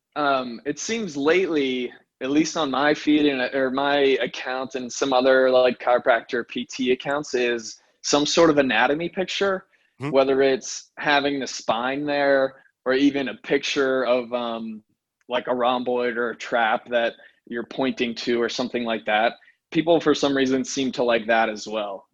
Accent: Pittsburgh, Pennsylvania, United States; also born or lived in New York; I'm from Pittsburgh, PA, and and that's where I still practice now

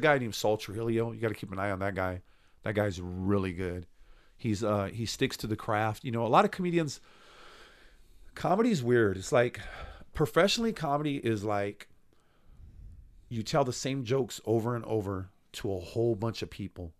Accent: Stockton, California, United States; I'm from Stockton

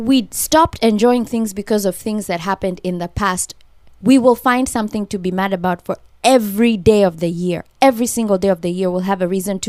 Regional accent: Kenya; moved away as an adult; now in Los Angeles, United States; I'm from Kenya.

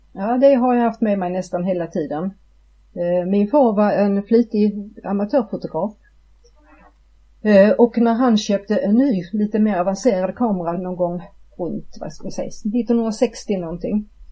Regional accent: Malmö, Skåne, Sweden; jag är född och uppvuxen i Malmö

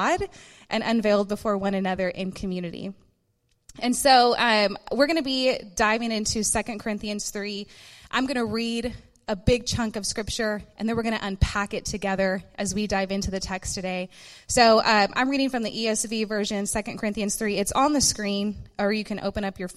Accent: Dallas, Texas, United States; I'm from Dallas, born and raised in Texas

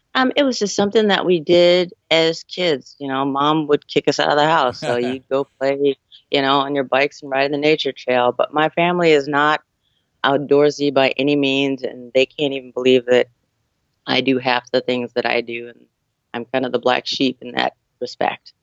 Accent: San Diego, California, United States; I'm from San Diego, California

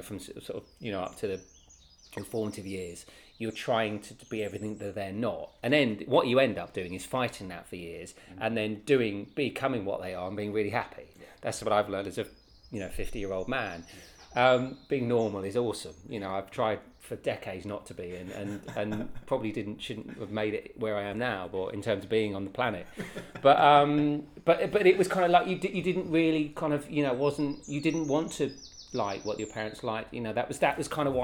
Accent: Welsh, Wales, United Kingdom; we're Welsh

